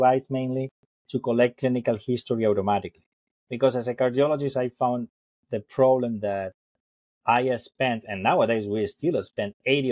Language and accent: English; Argentina; moved away as an adult; also born or lived in Colorado, United States; I was born and raised in Argentina